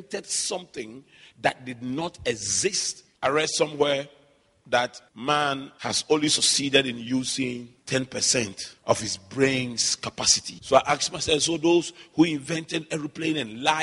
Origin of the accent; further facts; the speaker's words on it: Accra, Greater Accra, Ghana; I grew up in Adabraka, so all my childhood memories are there.